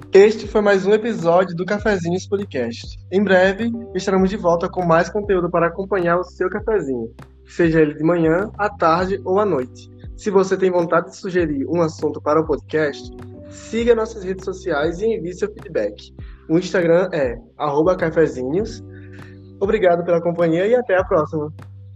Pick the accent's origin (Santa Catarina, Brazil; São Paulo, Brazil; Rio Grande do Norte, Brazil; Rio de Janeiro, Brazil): Rio Grande do Norte, Brazil; Natal; now in Curitiba, Brazil; eu sou do Natal, né? Mas vim para cá para Curitiba fazer diversos cursos